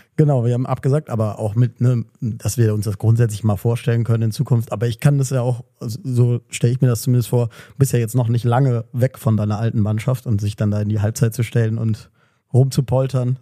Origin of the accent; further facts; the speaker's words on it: Cologne, North Rhine-Westphalia, Germany; ich komme ja da aus dem Kölner Westen, aus der Ecke